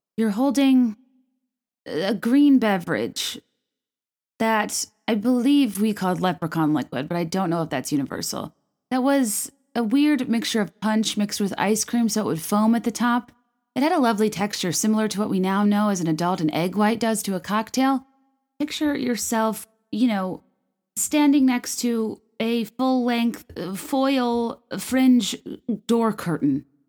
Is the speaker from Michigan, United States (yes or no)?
no; Virginia, United States; moved away as an adult; also born or lived in La Jolla, San Diego, California / New York / San Francisco; now in Chicago, United States; I'm from Virginia. I went to Virginia Tech